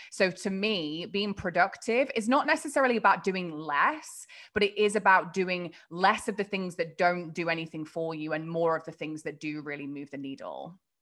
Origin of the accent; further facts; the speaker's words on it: England, United Kingdom; moved away; I grew up across the pond, uh, in a pretty small kind of town in England